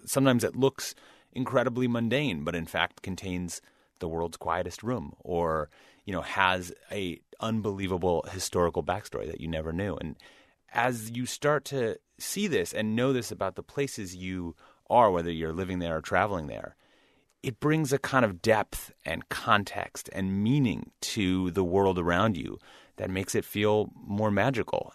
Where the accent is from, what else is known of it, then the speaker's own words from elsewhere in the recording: Midwest, United States; I, I grew up in the Midwest